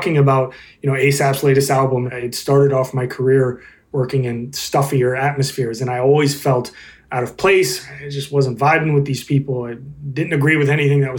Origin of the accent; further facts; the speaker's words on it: the South, United States; I grew up in the South